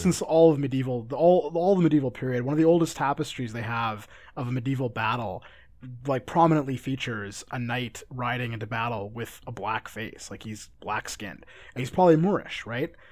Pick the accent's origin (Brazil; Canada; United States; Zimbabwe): Canada; I'm Canadian